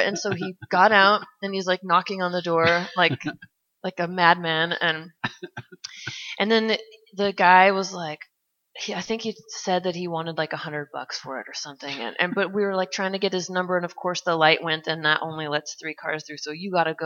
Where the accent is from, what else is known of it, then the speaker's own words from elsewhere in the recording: Tualatin, Oregon, United States; also born or lived in Santa Fe; I grew up in Tualatin.